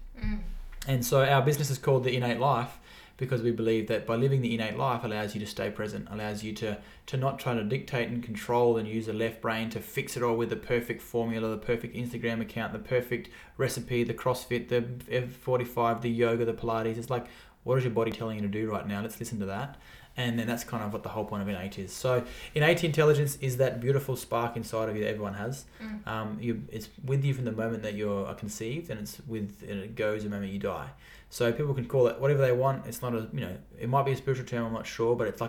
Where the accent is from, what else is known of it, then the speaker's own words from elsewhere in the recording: Alice Springs, Northern Territory, Australia; also born or lived in Geelong West; now in Geelong, Australia; I was born and bred in Alice Springs, which is in the heart of Australia.